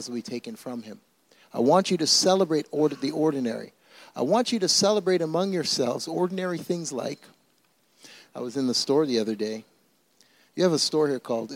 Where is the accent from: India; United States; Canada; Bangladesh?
Canada; also born or lived in Toronto; now in Mississauga, Canada; I'm Canadian